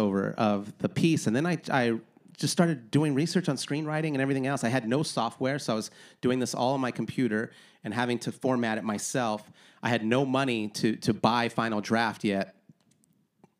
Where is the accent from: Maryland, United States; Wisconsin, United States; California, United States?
California, United States; Wilmington; A place where I grew up in Wilmington